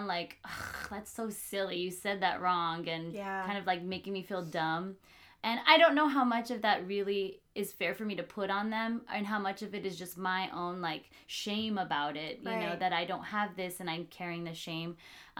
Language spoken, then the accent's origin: English; Whittier, California, United States; I grew up in Whittier